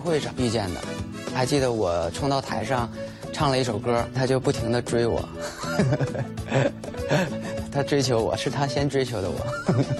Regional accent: Jilin, China; moved away as an adult; now in Beijing, China; 我来自东北吉林，我现在漂泊在北京，是一名编曲。

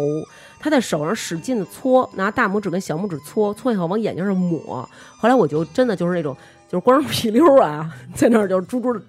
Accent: Beijing, China; 我们我们北京人特别注重这儿化音

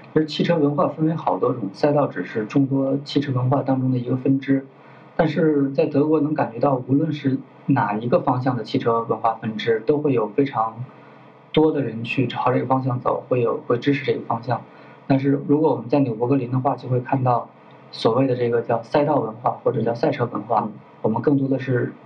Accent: China; 我是中国人

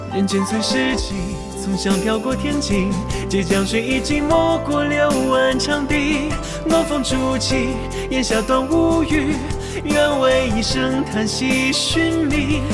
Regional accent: China; 我们是中国人

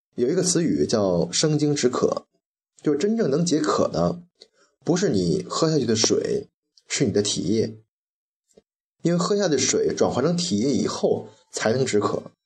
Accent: China; 喝开水也是我们中国人的传统

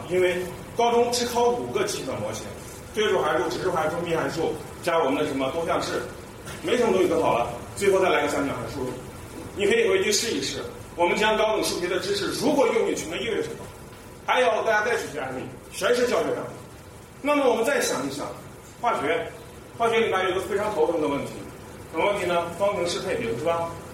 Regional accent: Xi'an, Shaanxi, China; 那就举一下我的故乡，也就是我们西安。

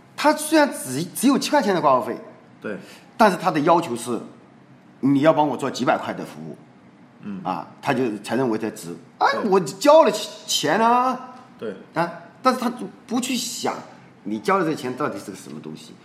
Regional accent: China

